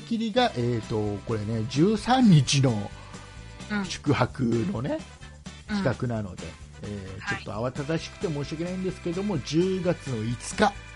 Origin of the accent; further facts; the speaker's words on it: Kisarazu, Chiba, Japan; 木更津ね僕の地元